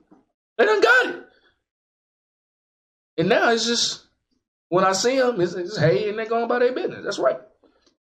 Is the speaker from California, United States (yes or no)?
no; Dallas, Texas, United States; Back in the day, we didn't have all that growing up in West Dallas